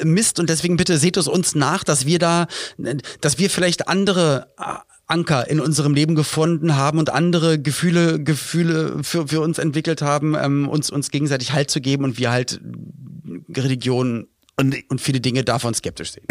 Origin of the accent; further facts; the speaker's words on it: Berlin, Germany; in Berlin-Spandau, wo ich aufgewachsen bin